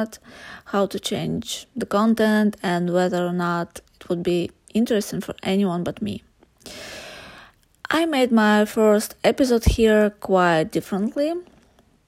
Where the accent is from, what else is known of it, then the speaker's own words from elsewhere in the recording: Buryatia, Russia; I was born and raised in Buryatia. It's a republic in Russia